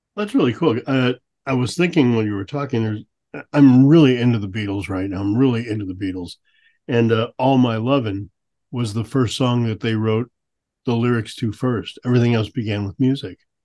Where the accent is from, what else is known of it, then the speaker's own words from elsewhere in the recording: St. Louis, Missouri, United States; also born or lived in Vermont; now in Billings, United States; Growing up in St. Louis